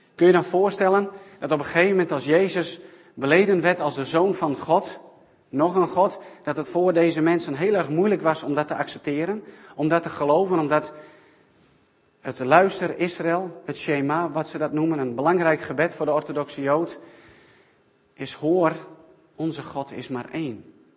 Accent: South Africa; moved away; mijn geboorteland in Zuid-Afrika

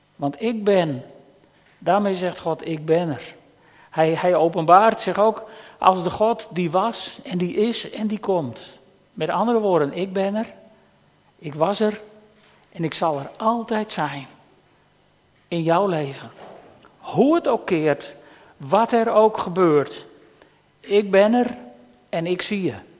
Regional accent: Netherlands; als Nederlanders

